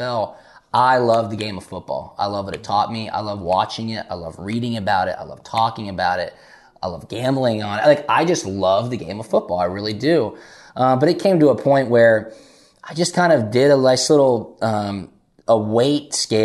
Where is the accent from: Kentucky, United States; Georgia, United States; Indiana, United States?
Georgia, United States; Atlanta; also born or lived in Chicago; Being down here, though, living and really growing up in Atlanta